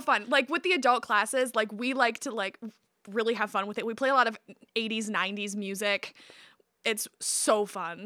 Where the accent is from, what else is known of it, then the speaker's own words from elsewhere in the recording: Midland, Michigan, United States; I was born outside of Midland, but I was raised in Midland